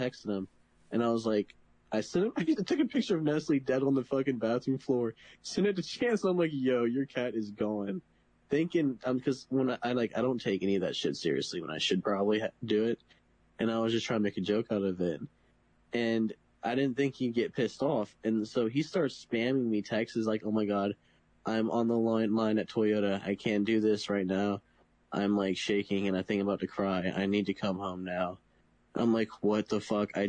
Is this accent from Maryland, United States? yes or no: no; Virginia, United States; moved away as an adult; I'm from Virginia